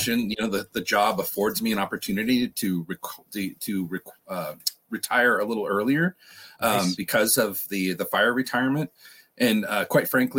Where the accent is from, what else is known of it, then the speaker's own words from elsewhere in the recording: Redding, California, United States; I was about 7 years old growing up in Redding, California